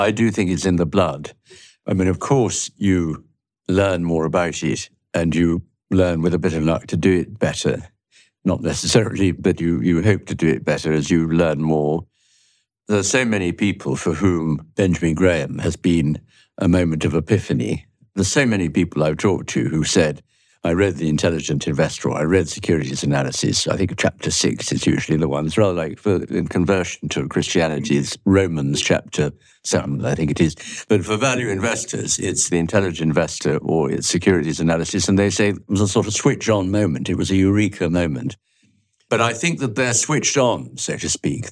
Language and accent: English; London, United Kingdom; also born or lived in Jamaica; I grew up in London and Jamaica, where I spent a couple of years